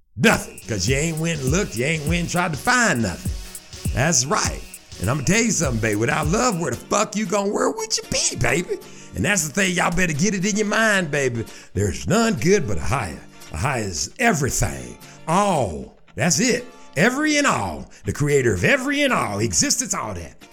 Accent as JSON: {"language": "English", "town": "Shreveport", "region": "Louisiana", "country": "United States", "said": "I'm from Shreveport, Louisiana"}